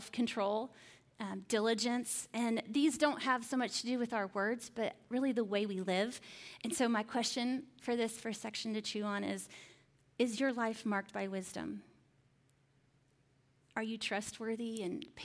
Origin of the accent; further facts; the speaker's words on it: Indiana, United States; I was living in Indiana at the time. I grew up in Indiana